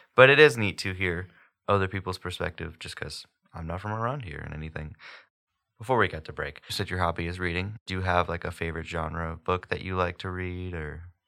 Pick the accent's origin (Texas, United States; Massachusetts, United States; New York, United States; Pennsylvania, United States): Texas, United States; Houston; moved away; I'm from Houston, so it's like this massive city